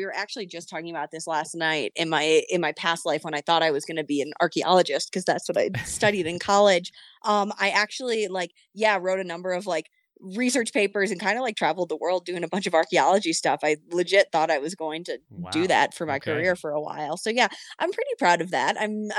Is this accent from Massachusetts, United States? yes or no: yes; Boston, Massachusetts, United States; but the Freewave Hazy IPA, as like a Bostonian, like was so excited when that came out.